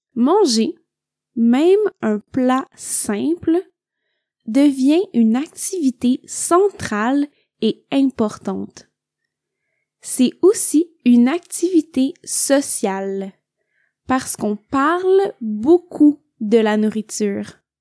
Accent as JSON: {"language": "French", "town": "Montreal", "region": "Quebec", "country": "Canada", "moved": "yes", "lives_now": "Italy", "said": "je viens du Québec."}